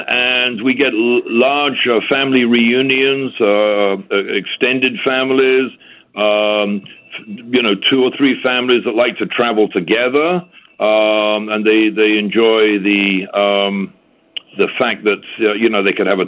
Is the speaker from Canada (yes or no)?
no; St. Kitts & Nevis; I am from St. Kitts and have been here at Timothy Beach for about 19 years